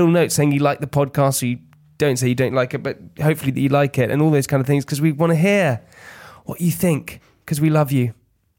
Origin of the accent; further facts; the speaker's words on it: South Africa; I was like, yeah, I am from South Africa.